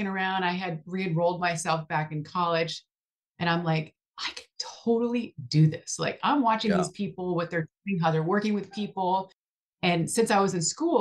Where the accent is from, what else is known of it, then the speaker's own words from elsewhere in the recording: Buffalo, New York, United States; moved away as an adult; also born or lived in Southern California; now in Texas, United States; I'm from Buffalo, New York, originally